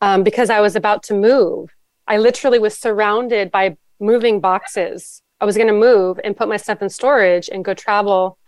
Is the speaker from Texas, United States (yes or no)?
no; Los Angeles, California, United States; also born or lived in Maui; now in San Francisco, United States; I live in California. I'm currently in San Francisco. I previously lived on Maui, which was really amazing, and then but grew up in Los Angeles.